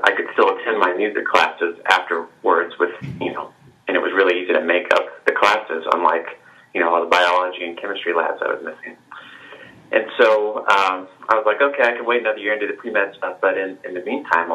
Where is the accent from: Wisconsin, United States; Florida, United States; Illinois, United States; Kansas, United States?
Kansas, United States; Olathe; also born or lived in Liberty, Missouri; I was born in Olathe, Kansas, and I grew up there